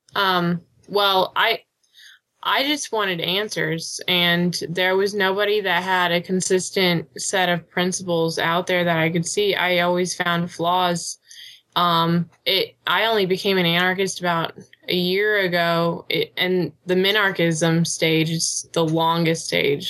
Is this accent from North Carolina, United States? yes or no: no; Illinois, United States; I'm from, hey. Illinois.